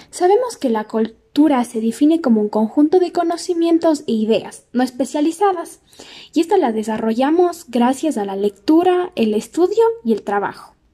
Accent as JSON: {"language": "Spanish", "country": "Ecuador", "said": "los ecuatorianos sepamos de algunos datos sobre nuestra cultura, así crecemos en conocimientos y somos mejores ecuatorianos."}